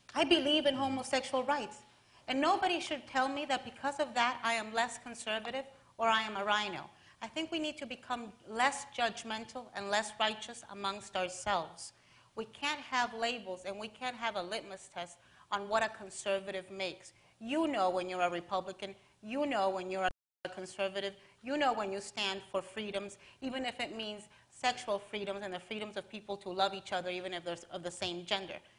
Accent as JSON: {"language": "English", "town": "Miami", "region": "Florida", "country": "United States", "said": "I'm from Miami"}